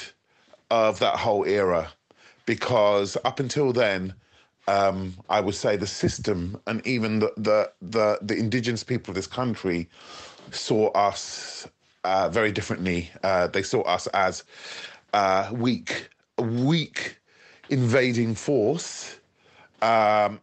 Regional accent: Hounslow, London, United Kingdom; I come from Hounslow

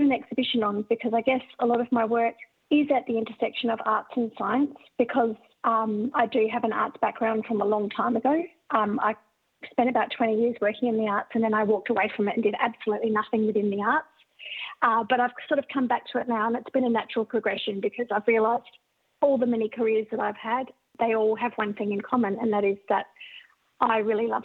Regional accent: Western New South Wales, Australia; I'm Barkindji and I'm from Western New South Wales

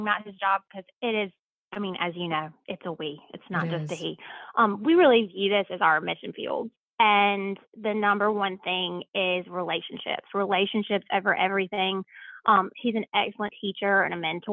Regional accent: Lexington, South Carolina, United States; moved away; I grew up in a small town called Lexington, South Carolina

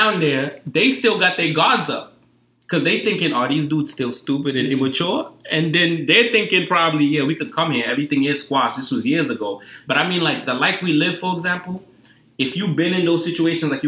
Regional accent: New York City, New York, United States; I'm from Harlem

